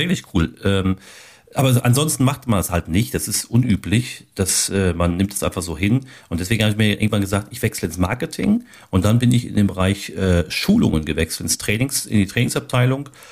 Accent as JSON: {"language": "German", "area": "Ruhr area", "region": "North Rhine-Westphalia", "country": "Germany", "moved": "yes", "lives_now": "Steinfurt, Germany", "said": "da bin ich ja aus dem Ruhrgebiet"}